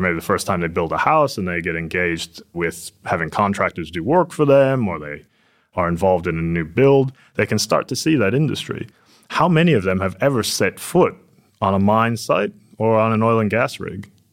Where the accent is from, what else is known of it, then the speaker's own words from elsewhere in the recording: Silicon Valley, California, United States; now in Perth, Australia; I'm from Silicon Valley originally